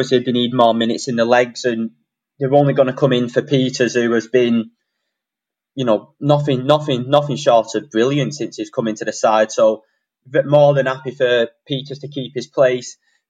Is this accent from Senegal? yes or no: no; Wigan, North West England, United Kingdom; You know, I've lived in Wigan now. I'm born and bred in Wigan.